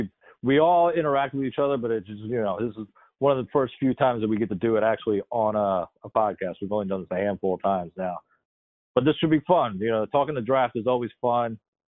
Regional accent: Pennsylvania, United States; moved away; also born or lived in Baltimore, Maryland; I grew up in Pennsylvania.

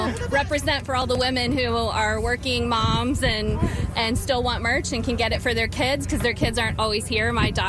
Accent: Somerville, Ohio, United States; I'm from Somerville, Ohio.

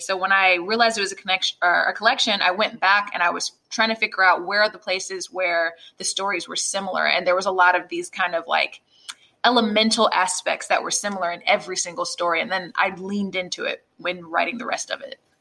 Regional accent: Jacksonville, Florida, United States; the place I grew up

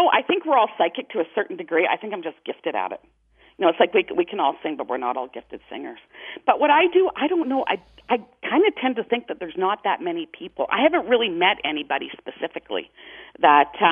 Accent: Toronto, Ontario, Canada; now in Calgary, Canada; I'm in Calgary, and I grew up in Toronto

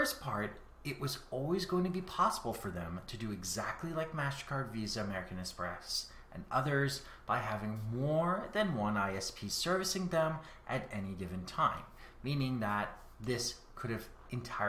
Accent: Canada; I am Canadian

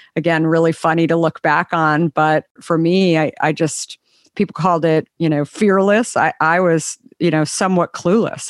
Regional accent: Scottsdale, Arizona, United States; also born or lived in Minneapolis; grew up in Arizona

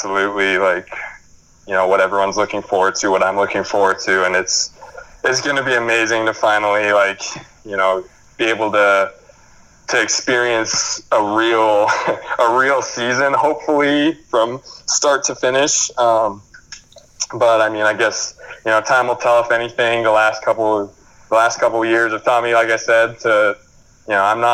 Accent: New Mexico, United States; moved away; my oldest sister, we're all from New Mexico

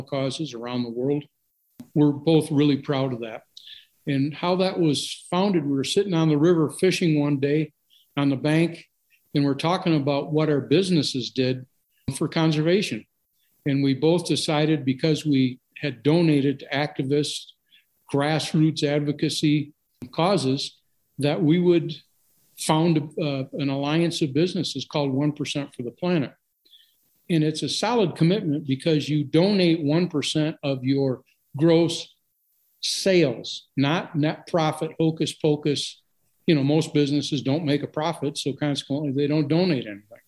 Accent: Grand Rapids, Michigan, United States; moved away as an adult; now in Montana, United States; growing up in Grand Rapids

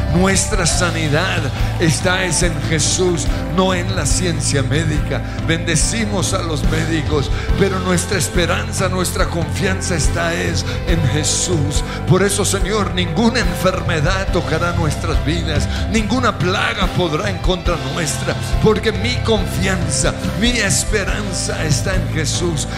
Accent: Colombia; como colombianos

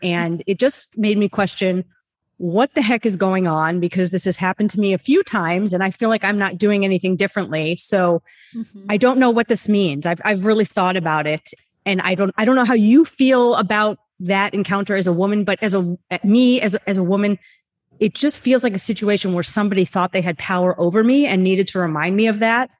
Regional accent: New York City, New York, United States; I'm from New York City

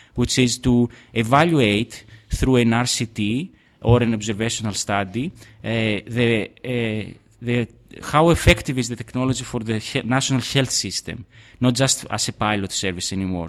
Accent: Trikala, Thessaly, Greece; now in Athens, Greece; I come from Trikala

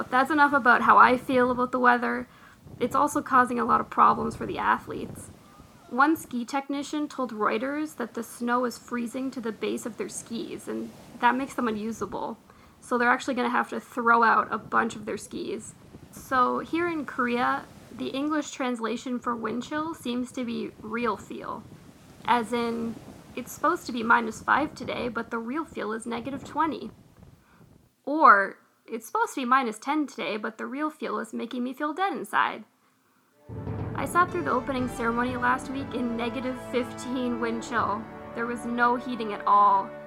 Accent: Vancouver, British Columbia, Canada; I'm from Vancouver.

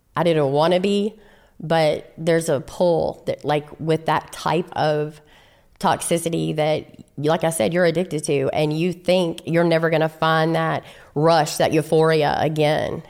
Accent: Shreveport, Louisiana, United States; I'm from Shreveport, Louisiana, and I'm an only child

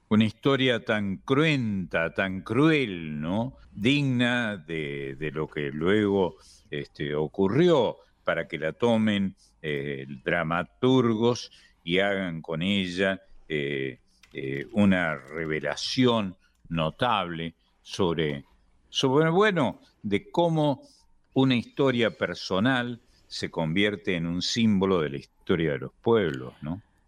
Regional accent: Argentina; algunos de nosotros, que somos argentinos, desde luego, vocacional y natal, y, desde el punto de vista eh, de nuestro nacimiento, somos argentinos pero no tenemos nada que ver con el Río de la Plata

